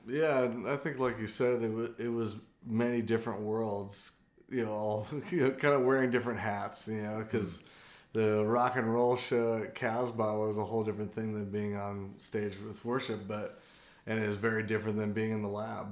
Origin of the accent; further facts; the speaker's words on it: San Diego, California, United States; now in Athens, United States; I'm originally from San Diego, California